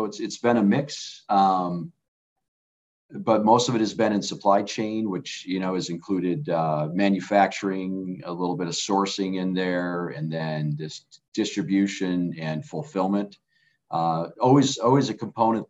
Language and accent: English; Northern Michigan, United States; now in Pennsylvania, United States; I grew up in Northern Michigan. It's called up north now, but about 15 miles from Mackinac City.